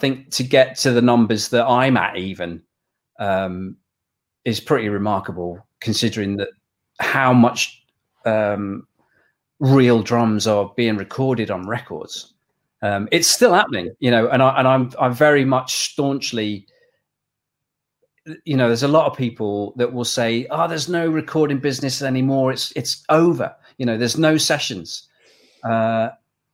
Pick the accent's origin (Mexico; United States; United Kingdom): United Kingdom; England; Even though I'm English